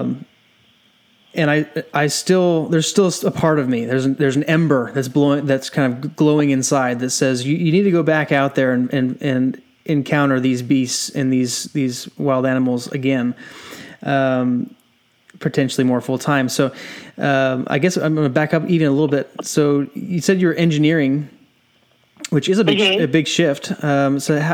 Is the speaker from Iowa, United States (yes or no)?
no; San Diego, California, United States; I grew up in San Diego